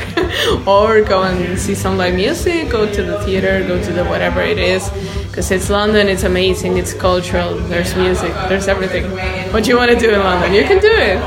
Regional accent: Argentina; moved away; I come from Argentina

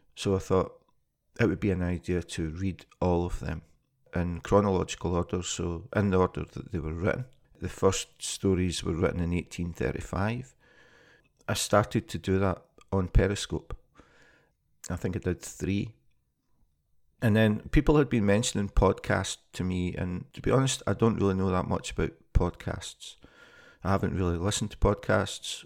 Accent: Scotland, United Kingdom; moved away as an adult; now in Copenhagen, Denmark; I'm originally from Scotland, and I moved to Copenhagen in two thousand and twelve.

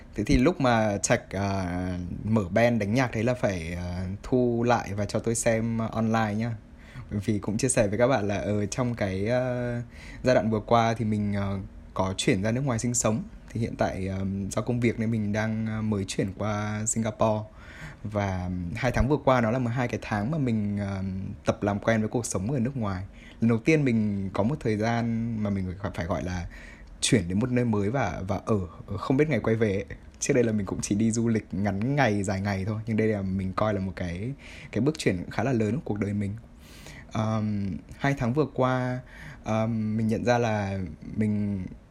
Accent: Vietnam; moved away; quê hương của mình

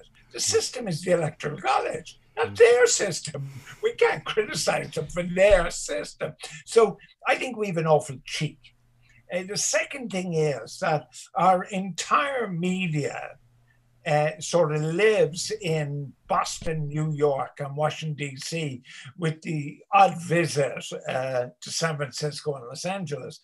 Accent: Ireland

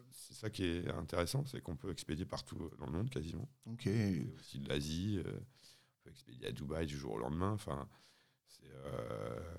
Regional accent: Le Touquet, Hauts-de-France, France; moi je suis originaire du Touquet. au Touquet, j'ai des parents qui étaient agents mobiliers.

